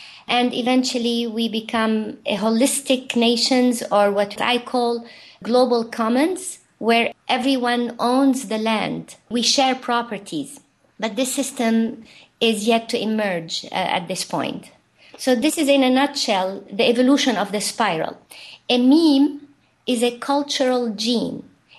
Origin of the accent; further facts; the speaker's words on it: Lebanon; So even though we were civilizations apart from Beirut, my home had an orange value system